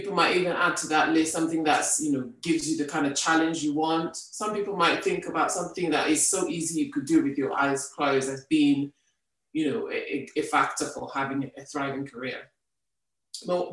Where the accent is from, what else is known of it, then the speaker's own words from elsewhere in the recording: Nigeria; moved away as an adult; now in United Kingdom; I grew up in Nigeria